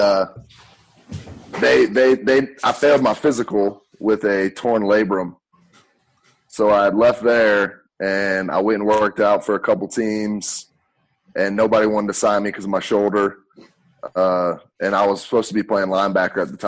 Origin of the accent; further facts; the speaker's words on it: Hickory, North Carolina, United States; moved away as an adult; also born or lived in Tennessee; I came from North Carolina, Hickory, North Carolina.